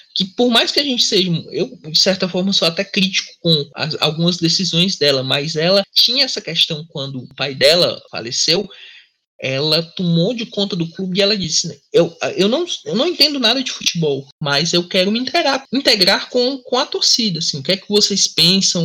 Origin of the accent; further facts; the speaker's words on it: Fortaleza, Ceará, Brazil; eu sou de Fortaleza